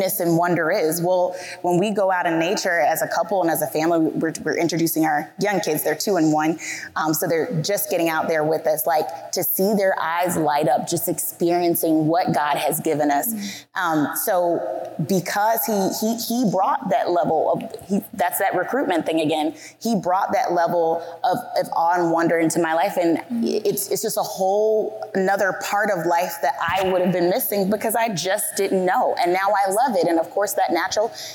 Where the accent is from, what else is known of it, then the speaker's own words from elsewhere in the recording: the South, United States; I was raised in the South